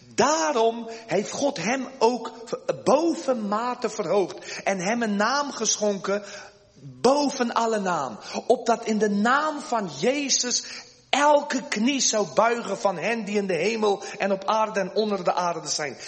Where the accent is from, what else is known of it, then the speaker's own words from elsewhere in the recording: South Africa; moved away as an adult; now in Netherlands; ik ben geboren in Zuid-Afrika van Nederlandse ouders. Ik ben nu inmiddels al sinds 1988 ben ik met de koffer in mijn hand naar Nederland gekomen